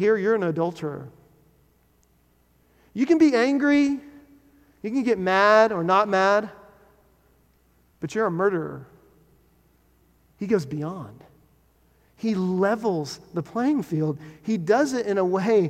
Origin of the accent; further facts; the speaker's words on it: Texas, United States; When I was growing up in Texas, my family, we had a house that was built in the 70s